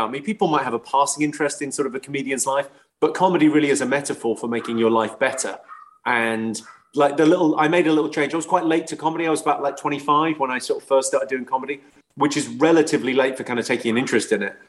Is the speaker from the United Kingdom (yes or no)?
yes; England, United Kingdom; I'm like an Irish immigrant. Like, my parents moved from a really rough town in Ireland to a really rough town in England